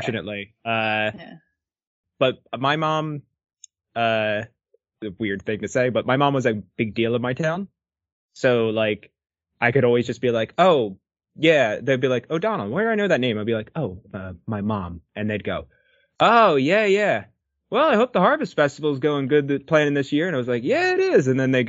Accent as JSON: {"language": "English", "town": "Barrington", "region": "New Jersey", "country": "United States", "said": "I come from Barrington, which is a small town in New Jersey"}